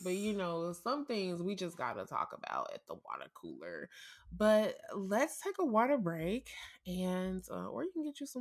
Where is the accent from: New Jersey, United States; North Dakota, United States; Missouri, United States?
Missouri, United States; St. Louis; born or raised there